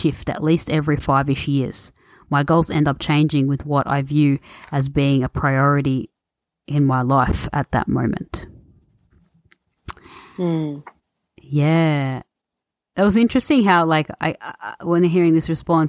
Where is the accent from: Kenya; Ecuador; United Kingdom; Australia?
Australia; I'm born and raised in Australia